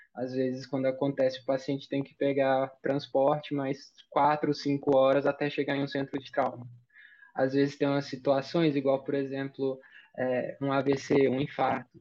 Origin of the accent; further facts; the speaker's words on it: Mineiros, Goiás, Brazil; Eu sou de Goiás, interior do interior de Goiás, uma cidadezinha chamada Mineiros. A gente tem 70 mil habitantes. Eu, assim, eu nunca nem morei em outro lugar.